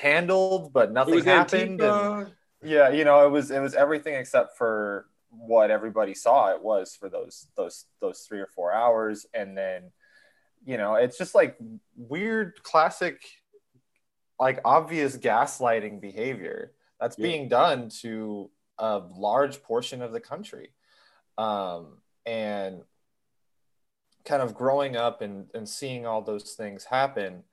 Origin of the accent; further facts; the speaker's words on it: San Francisco, California, United States; I'm from San Francisco